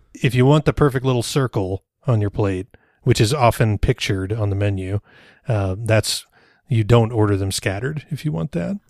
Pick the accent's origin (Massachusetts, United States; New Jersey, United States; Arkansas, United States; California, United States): Arkansas, United States; Rogers; Rogers is my hometown